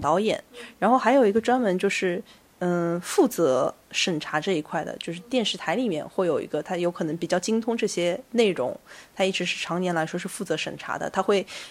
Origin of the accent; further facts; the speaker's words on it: China; 我是一个中国人